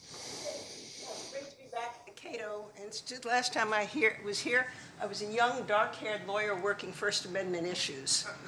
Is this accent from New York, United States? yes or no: yes; Long Island, New York, United States; I grew up on Long Island